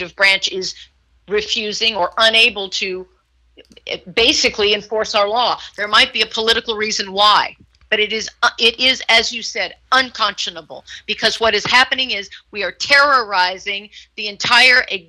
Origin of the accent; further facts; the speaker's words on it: Houston, Texas, United States; now in California, United States; I grew up in Texas, in Houston